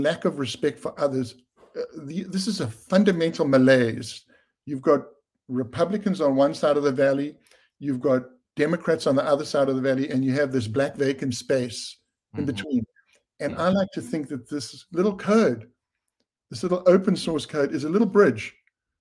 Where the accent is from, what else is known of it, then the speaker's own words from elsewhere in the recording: South Africa; I grew up under apartheid in South Africa